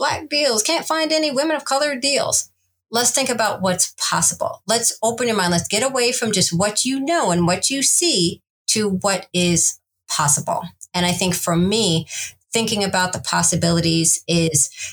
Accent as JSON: {"language": "English", "region": "Iowa", "country": "United States", "tie": "born or raised there", "also_born_or_lived": "Kansas / Missouri", "said": "my family's from the Midwest, Kansas and Missouri. I was born in Iowa"}